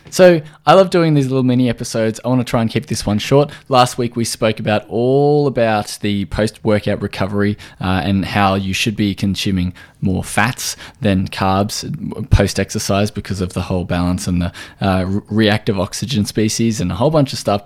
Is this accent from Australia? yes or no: yes; Australia